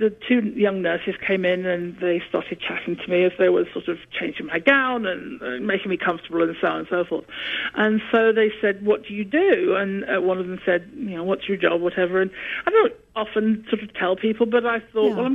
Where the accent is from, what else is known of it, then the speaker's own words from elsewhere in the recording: England, United Kingdom; accent: British; northern; moved away; I still have the British accent, but when I get sort of, I don't know, when I'm coming through from anaesthetic, maybe, I don't know, I get very northern